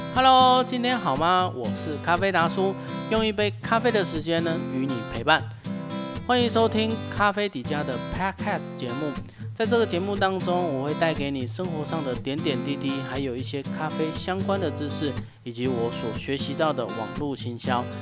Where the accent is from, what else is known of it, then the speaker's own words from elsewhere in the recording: Taichung, Taiwan; 我来自台中水南，从事咖啡经营呢，已经好几年的时间，算一算应该有五年了吧